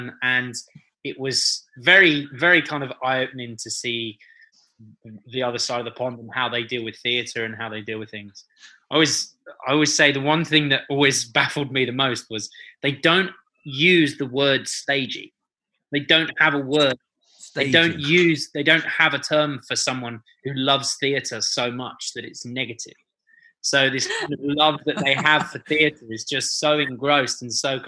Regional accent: London, United Kingdom; I'm such a London boy. I was born and bred in London, so this is my home.

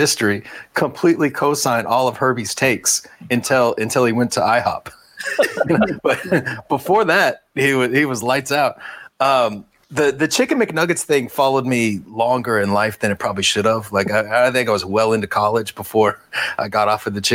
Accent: Lawrence, Kansas, United States; I grew up in Lawrence

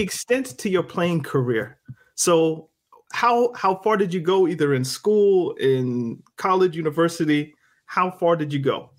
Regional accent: Halifax, Nova Scotia, Canada; now in Greensboro, United States; I was born in Halifax, Nova Scotia

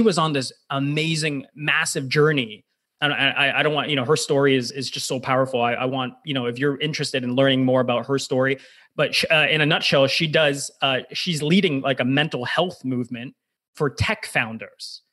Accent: United States; now in Toronto, Canada; I'm Canadian, but I actually grew up in, in the US, did my developmental formative years

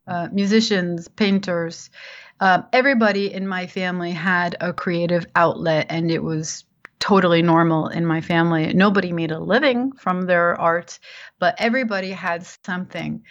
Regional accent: New Jersey, United States; moved away as an adult; also born or lived in New York; I grew up in New Jersey, in the suburbs of New Jersey, and I lived there for um, all my life until I graduated high school

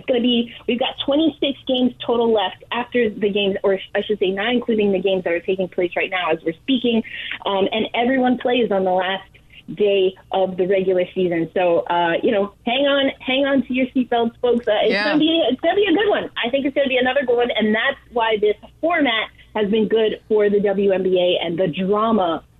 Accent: New York, United States; as a New Yorker

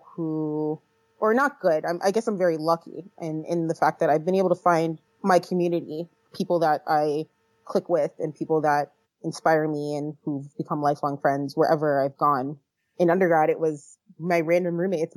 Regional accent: Fort Lauderdale, Florida, United States; moved away as an adult; also born or lived in Virginia; now in California, United States; that's where I'm from. That's where my family is, born and raised.

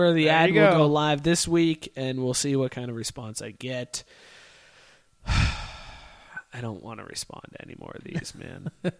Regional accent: Youngstown, Ohio, United States; I grew up in Youngstown where we had Handles.

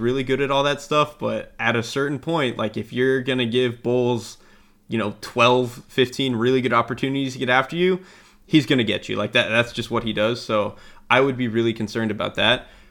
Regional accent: Florida, United States; I'm from Florida.

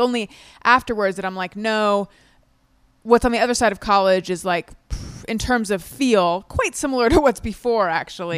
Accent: California, United States; moved away as an adult; also born or lived in New York; I'm from California originally. I'd been in New York for, like, eight or nine years at that point

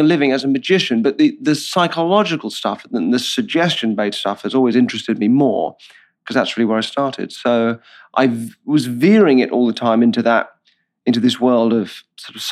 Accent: Purley, London, United Kingdom; moved away as an adult; also born or lived in Bristol; I'm from south of London in a fairly, I don't know what the equivalent would be, but a place called Purley, which is part of Croydon

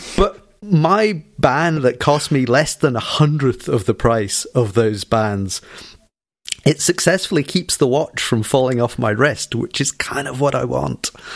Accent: Scotland, United Kingdom; I'm stereotypically Scottish

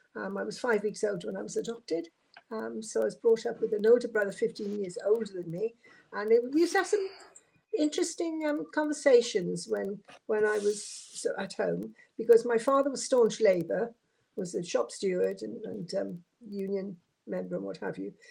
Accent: Swansea, Wales, United Kingdom; moved away as an adult; also born or lived in Aberystwyth / London; now in Portsmouth, United Kingdom; as you can tell by my accent, I'm not a native of Portsmouth. I come originally from Swansea.

